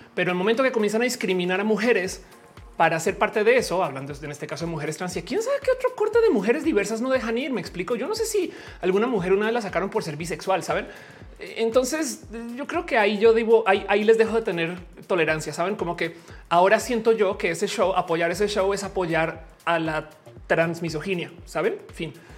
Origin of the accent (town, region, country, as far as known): Mexico